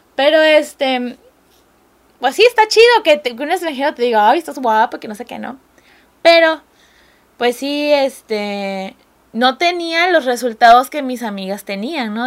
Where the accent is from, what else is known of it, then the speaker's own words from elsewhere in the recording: Mexico; yo soy el estereotipo mexicano